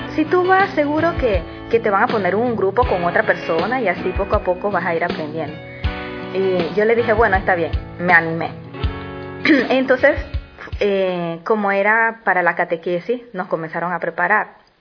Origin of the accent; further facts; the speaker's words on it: Panama; soy de Panamá